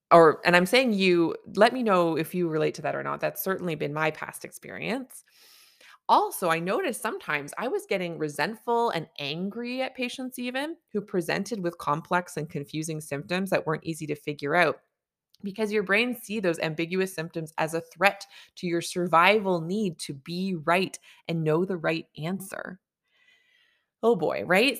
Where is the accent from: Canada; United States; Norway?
Canada; I'm a Canadian family physician